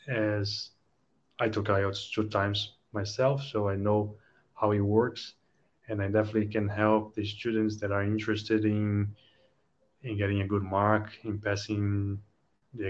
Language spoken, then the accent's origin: English; Brazil; moved away as an adult; also born or lived in London, United Kingdom / Kyiv, Ukraine / Ho Chi Minh City, Vietnam; Although I'm Brazilian, I lived in London, in the UK.